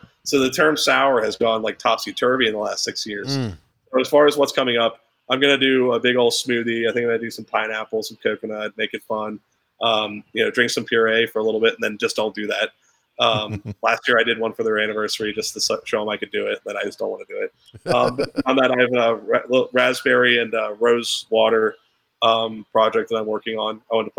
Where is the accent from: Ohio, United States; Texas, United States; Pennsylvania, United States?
Pennsylvania, United States; I'm from Central PA, so I'm allowed to say it.